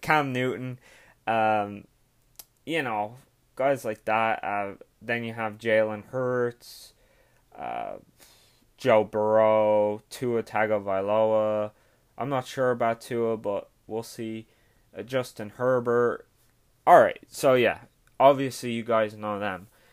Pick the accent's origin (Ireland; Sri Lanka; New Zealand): Ireland; I'm Irish.